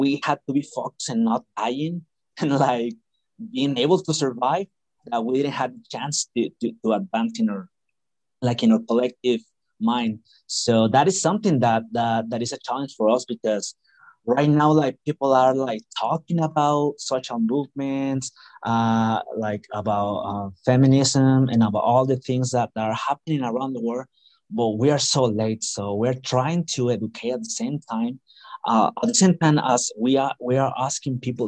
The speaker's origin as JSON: {"language": "English", "town": "Monterrey", "region": "Nuevo León", "country": "Mexico", "said": "Monterrey, we are an industrial city"}